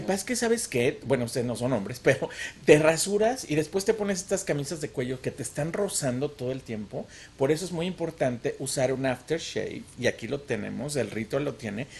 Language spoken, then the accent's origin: Spanish; Mexico City, Mexico; also born or lived in Cuernavaca, Morelos; now in United States; yo nací en Cuernavaca, pero toda la vida viví en la Ciudad de México